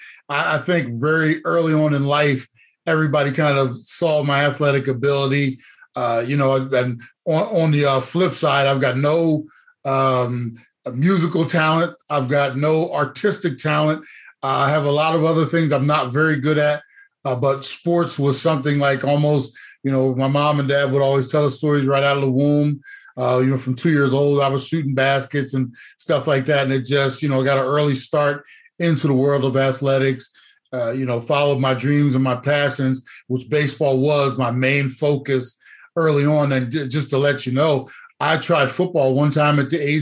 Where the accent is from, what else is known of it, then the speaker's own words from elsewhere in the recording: New Jersey, United States; moved away as an adult; also born or lived in Atlanta; now in Arizona, United States; I am a native, born and raised of New Jersey